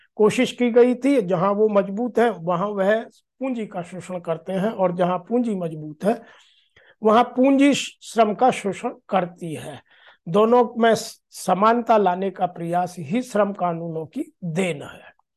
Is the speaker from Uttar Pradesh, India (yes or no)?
yes; Uttar Pradesh, India; मैं उत्तर प्रदेश का रहने वाला हूं